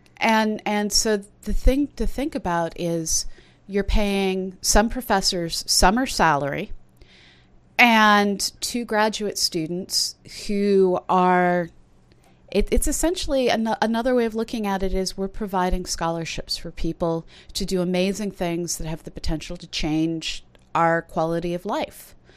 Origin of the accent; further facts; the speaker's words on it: United States; I'm an American who often thinks about leaving